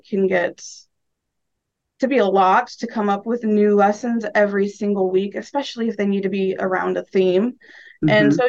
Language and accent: English; Omaha, Nebraska, United States; also born or lived in Lincoln, Nebraska; I grew up in Omaha, Nebraska